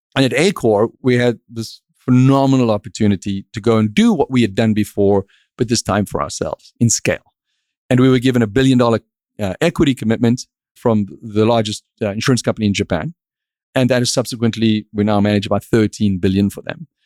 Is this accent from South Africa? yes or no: yes; South Africa; moved away as an adult; now in Miami, United States; I grew up in South Africa